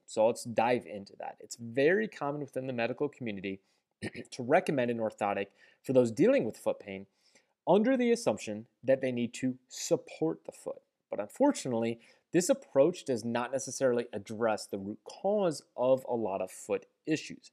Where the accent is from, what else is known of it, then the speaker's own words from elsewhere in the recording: St. Louis, Missouri, United States; I'm from Saint Louis, we have the Saint Louis Gateway Arch.